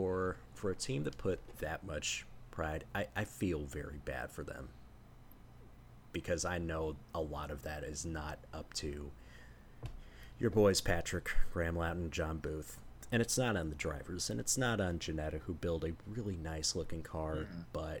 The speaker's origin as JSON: {"language": "English", "town": "Hull", "region": "Yorkshire and the Humber", "country": "United Kingdom", "said": "And I'm a bloke from Hull with 2 kids."}